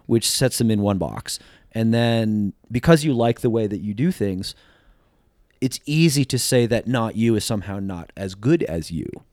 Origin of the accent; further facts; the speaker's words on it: New Jersey, United States; now in Sacramento, United States; I grew up in Jersey